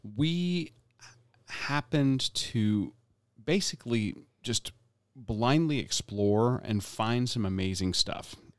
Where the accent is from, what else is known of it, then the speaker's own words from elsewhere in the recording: Tampa, Florida, United States; Being born and raised in Tampa, Florida